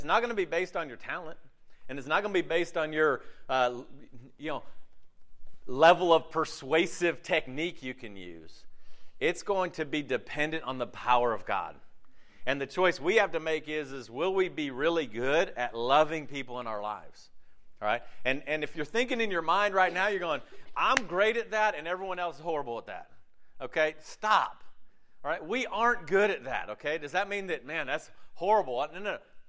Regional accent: Southeast, United States; It's great growing up in America with the freedoms we have with religion in the southeast of a very religious culture.

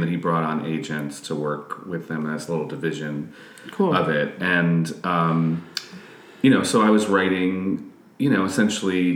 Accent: suburbs of New York City, United States; born or raised there

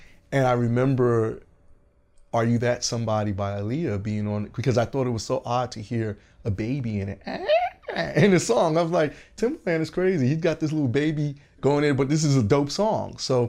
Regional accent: Georgia, United States; now in Los Angeles, United States; I came from Atlanta, Augusta, GA. And I had lived there for years.

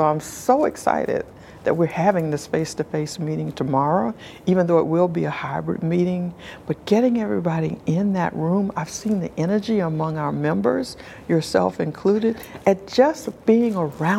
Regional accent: South Carolina, United States; I'm from South Carolina. I grew up in the South. Well, I grew up around the country, but mostly in the South.

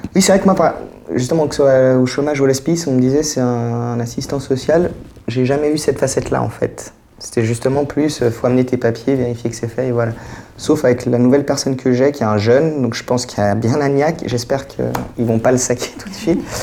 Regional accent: Geneva, Switzerland; je suis de Genève, je suis né à Genève, j'ai 40 ans

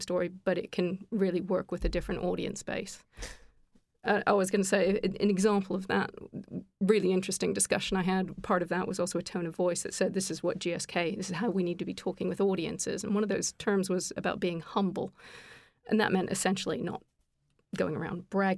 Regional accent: Canada; now in United Kingdom; I'm actually Canadian, but living here in the UK

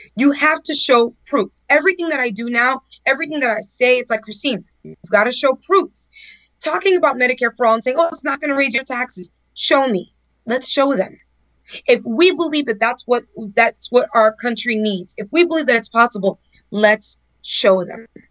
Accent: El Portal, Florida, United States; I grew up in El Portal with a big family and big dreams

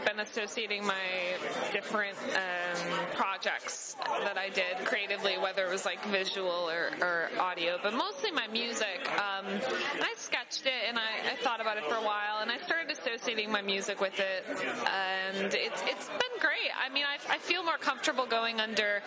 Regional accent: Wisconsin, United States; now in Chicago, United States; I grew up actually in Wisconsin and moved to Chicago

